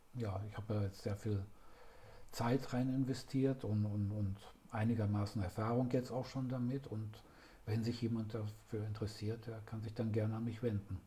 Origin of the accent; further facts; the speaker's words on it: Ruhr area, near Dortmund, North Rhine-Westphalia, Germany; komme gebürtig aus dem Ruhrgebiet, in, aus der Nähe von Dortmund